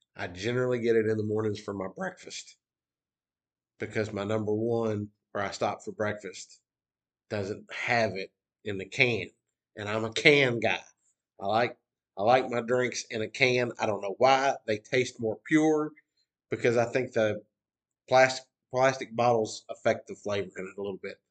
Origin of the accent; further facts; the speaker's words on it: Western Kentucky, United States; moved away; when I f- first moved from Western Kentucky to Central Kentucky